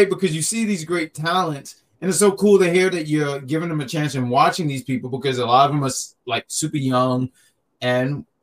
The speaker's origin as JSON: {"language": "English", "region": "New York", "country": "United States", "said": "as a New Yorker"}